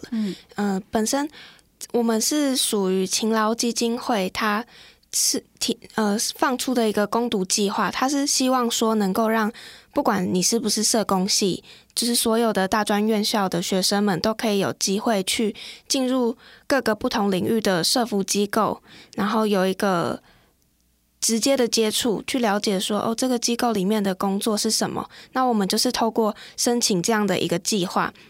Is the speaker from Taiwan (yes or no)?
yes; Keelung, Taiwan; 那我本身呢是基隆人，目前呢就读暨南大学的社工系，我是大三的学生。